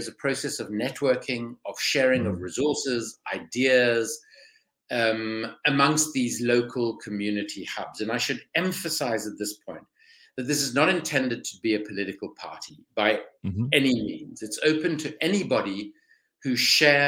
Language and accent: English; South Africa; accent: South African; moved away as an adult; now in London, United Kingdom; By background, I'm South African, as you can probably hear from my voice